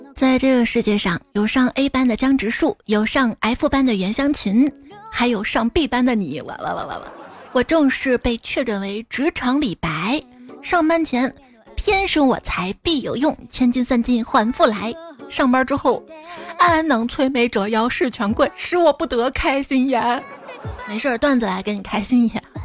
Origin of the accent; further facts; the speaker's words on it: Xi'an, Shaanxi, China; 作为一个西安人啊